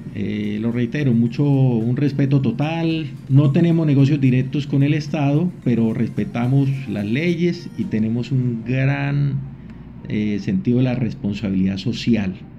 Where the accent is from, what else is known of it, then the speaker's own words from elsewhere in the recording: San Gil, Santander, Colombia; moved away as an adult; also born or lived in Medellín, Colombia / Bucaramanga, Colombia; now in Venezuela; Yo nací en San Gil, Santander